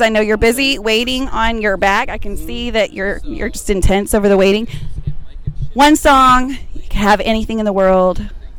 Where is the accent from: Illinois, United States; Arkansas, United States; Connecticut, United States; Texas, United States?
Arkansas, United States; And so if you don't know about Arkansas, woo pig suey, go Razorbacks. That is my hometown.